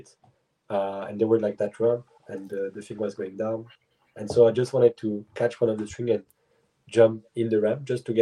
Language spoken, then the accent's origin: English; Switzerland; English is a second language; moved away as an adult; also born or lived in United States / Germany; now in Montreal, Canada; I was born in the States, but my parents moved in Germany first and then Switzerland. But they moved to the US when I was one. Then I arrived in Switzerland when I was 2 or 3, and I just lived all of my life there.